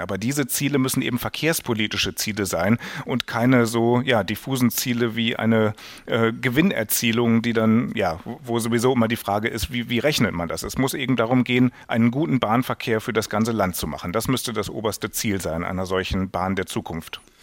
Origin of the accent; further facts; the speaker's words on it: Germany; als Deutscher